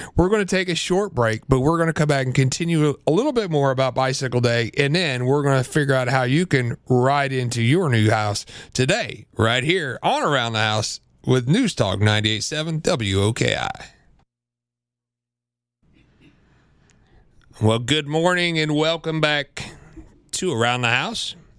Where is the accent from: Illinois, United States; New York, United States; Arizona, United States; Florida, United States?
Illinois, United States; Central; I grew up in Central Illinois, good old-fashioned farm country